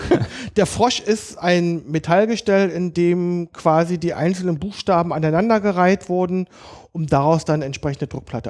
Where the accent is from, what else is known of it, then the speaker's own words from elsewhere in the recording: Berlin, Germany; also born or lived in Kaulsdorf, Berlin; Also ich bin echter Berliner. Ja. Ich bin in Biesdorf ah. ähm, aufgewachsen. Geboren bin ich in Kaulsdorf